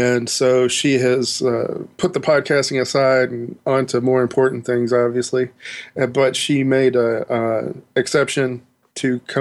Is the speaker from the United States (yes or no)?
yes; United States; I'm American.